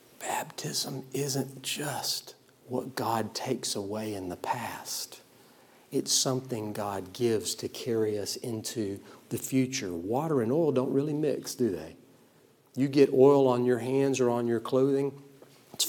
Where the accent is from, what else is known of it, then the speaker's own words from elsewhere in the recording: South Georgia, United States; I was raised in South Georgia in the 90s